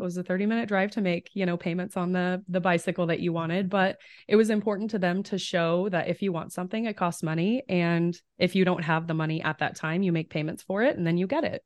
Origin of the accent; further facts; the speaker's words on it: Fredonia, Kansas, United States; moved away as an adult; now in Omaha, United States; I'm from Southeast Kansas. The town is Fredonia